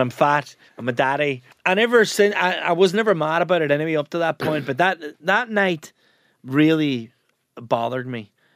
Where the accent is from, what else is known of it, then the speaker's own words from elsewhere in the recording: Ramelton, Ulster, Ireland; moved away as an adult; also born or lived in United States; there's a slang term in Ramelton where I come from